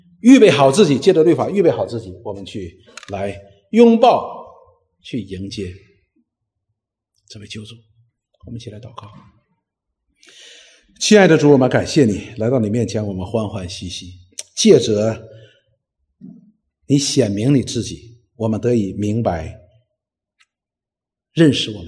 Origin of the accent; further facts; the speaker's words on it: China; 实际我们中国人的圣人也是如此的。